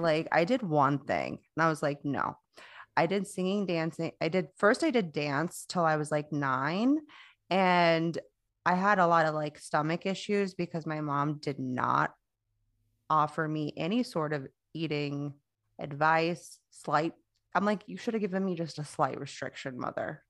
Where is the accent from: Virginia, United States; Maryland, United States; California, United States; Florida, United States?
Florida, United States; I'm from Florida